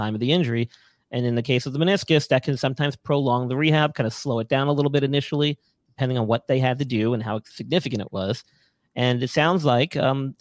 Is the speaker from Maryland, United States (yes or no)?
no; New York, United States; moved away; I'm from New York originally